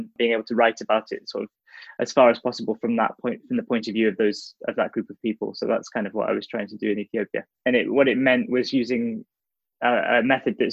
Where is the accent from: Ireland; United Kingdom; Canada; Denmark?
United Kingdom; the Northeast, North East England; growing up in the Northeast